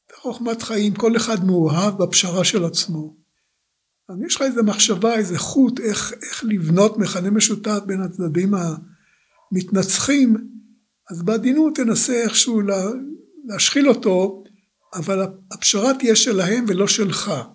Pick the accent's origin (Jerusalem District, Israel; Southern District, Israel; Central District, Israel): Central District, Israel; Rishon LeZion; also born or lived in Tel Aviv; נולדתי ב-15 לספטמבר 1936 בתל אביב. אה, זמן קצר לאחר הולדתי הוריי עברו לגור בראשון, ולכן ילדותי עברה עליי בראשון לציון